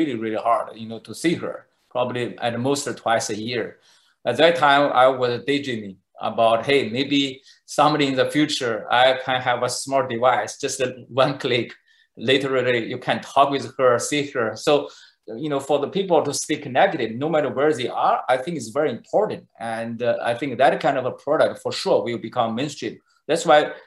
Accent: China; moved away as an adult; now in Silicon Valley, United States; I was born in China

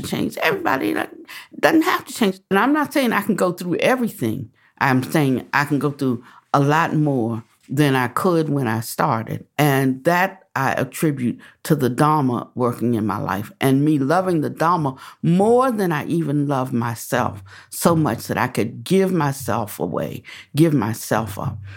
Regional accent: Washington, District of Columbia, United States; moved away; also born or lived in the South; I was born in Washington, D.C.

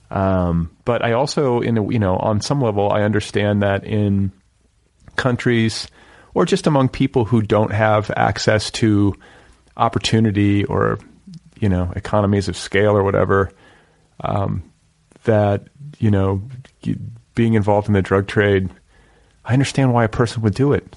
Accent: Indiana, United States; also born or lived in Milwaukee; I grew up in the Midwest and in, in this uh, in Indiana

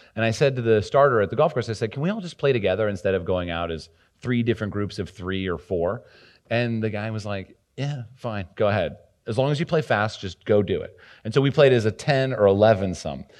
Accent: New Jersey, United States; moved away; also born or lived in New York City; I was from New Jersey

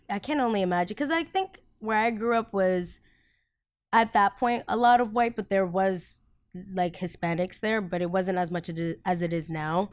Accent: United States; first language Spanish; English is a second language; also born or lived in Colombia; I'm from America

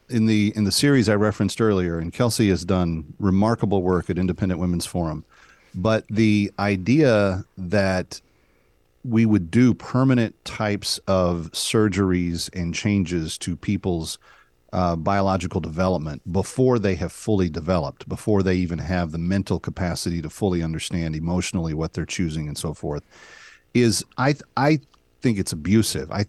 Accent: the South, United States; I'm from the South.

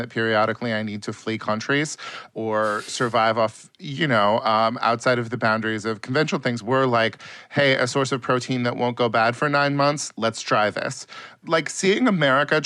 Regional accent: California, United States; being a Californian

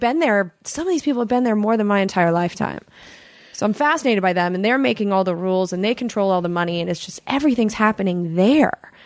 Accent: United States; accent: American; my accent. They would know an American.

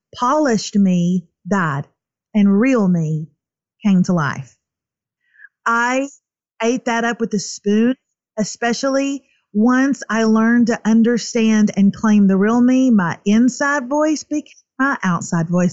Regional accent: East Texas, United States; I'm from East Texas

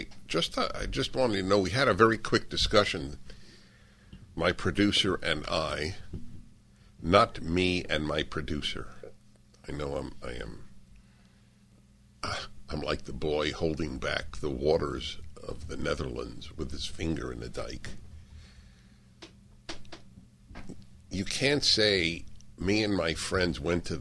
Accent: New York, United States; I grew up in New York

